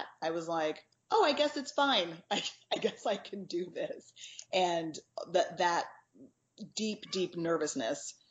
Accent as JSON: {"language": "English", "region": "Texas", "country": "United States", "tie": "born or raised there", "said": "I grew up in Texas"}